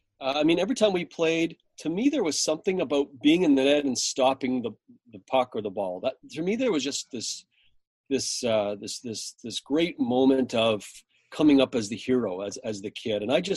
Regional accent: Canada

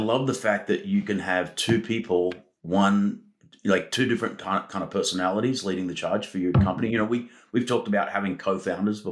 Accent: Australia; moved away; my, heritage of growing up in Australia

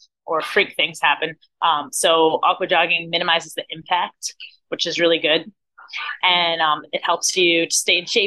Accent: New Jersey, United States; now in Florida, United States; I'm originally from New Jersey, but I've lived in Florida for the last like 17 years

